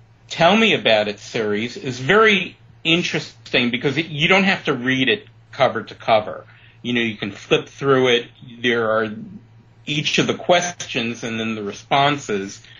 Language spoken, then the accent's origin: English; New York City, New York, United States; also born or lived in Chicago; now in Palm Springs area, United States; I grew up in Brooklyn